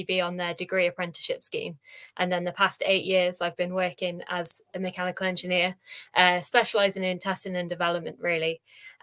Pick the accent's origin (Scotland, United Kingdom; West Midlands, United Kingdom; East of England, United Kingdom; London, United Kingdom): West Midlands, United Kingdom; Shropshire; I'm from Shropshire, which is a nice rural part of the UK.